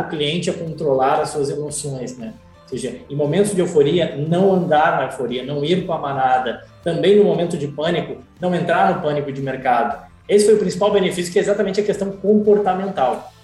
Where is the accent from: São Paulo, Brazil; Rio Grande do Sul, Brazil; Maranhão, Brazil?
Rio Grande do Sul, Brazil; Gaúcho; moved away as an adult; also born or lived in England / Ireland / Vitória, Espírito Santo / Rio de Janeiro; now in Miami, United States; sou gaúcho, gremista, mas estou aqui em Miami